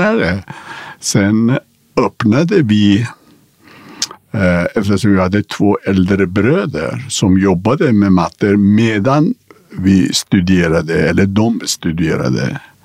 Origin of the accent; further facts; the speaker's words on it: Iran; also born or lived in Karlstad, Sweden; now in Sweden; vi är födda, liksom, vi kommer från Persia